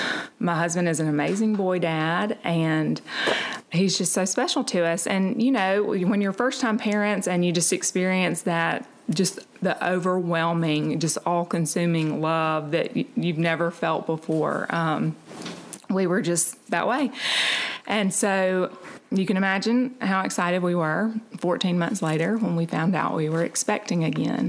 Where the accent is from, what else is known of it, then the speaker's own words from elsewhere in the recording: Montgomery, Alabama, United States; I am from Montgomery.